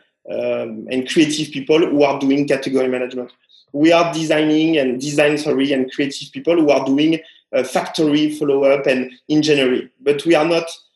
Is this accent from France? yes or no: yes; France; now in Shanghai, China; To be French